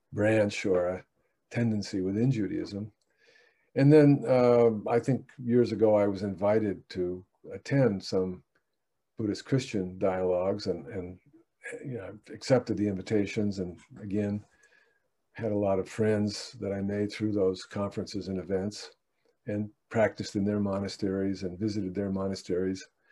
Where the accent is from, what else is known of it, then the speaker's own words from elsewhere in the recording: United States; English speaking American